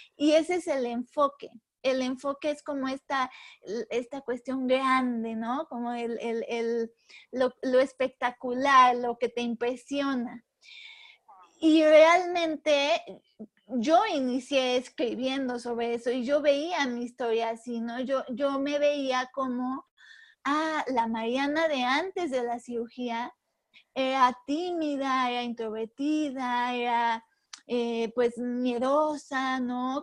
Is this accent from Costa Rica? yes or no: no; Puebla, Mexico; soy mexicana, soy de Puebla, he vivido toda mi vida acá